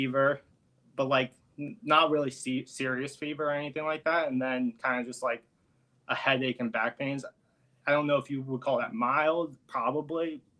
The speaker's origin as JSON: {"language": "English", "region": "Florida", "country": "United States", "moved": "yes", "lives_now": "New York City, United States", "said": "I'm originally from Florida."}